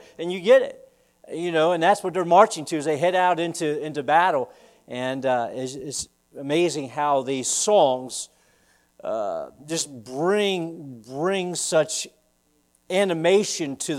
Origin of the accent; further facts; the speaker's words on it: the South, United States; now in Easton, United States; I'm a Southerner